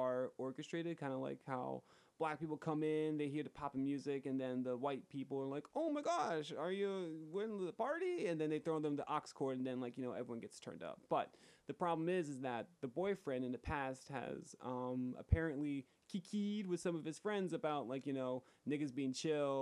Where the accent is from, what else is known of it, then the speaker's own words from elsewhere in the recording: Atlantic County, New Jersey, United States; My hometown is predominantly white. There are pockets within Atlantic County